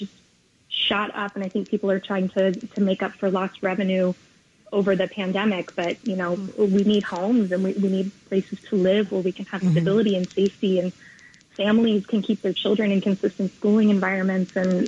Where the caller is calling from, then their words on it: New York City, New York, United States; I'm calling from the Lower East Side of Manhattan.